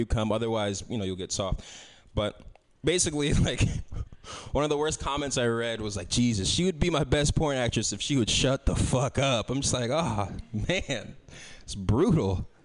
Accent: San Francisco, California, United States; I grew up here in San Francisco

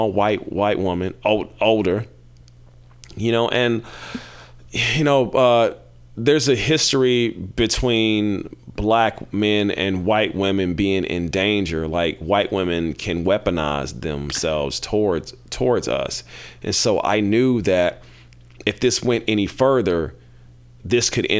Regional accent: Kansas City, United States; I'm from Kansas City, home of of cows and barbecue

